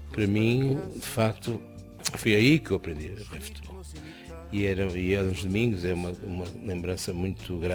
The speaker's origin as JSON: {"language": "Portuguese", "town": "Porto", "region": "Norte", "country": "Portugal", "tie": "born or raised there", "said": "eu sou do Porto"}